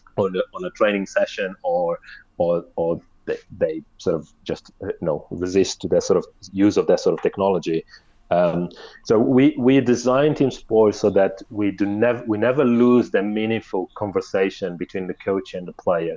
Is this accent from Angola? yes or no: yes; Angola; us growing up in Angola